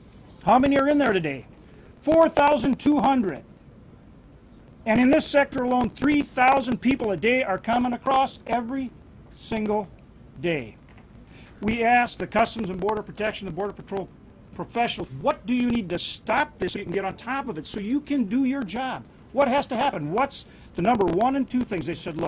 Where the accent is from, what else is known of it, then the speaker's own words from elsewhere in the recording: North Dakota, United States; from North Dakota.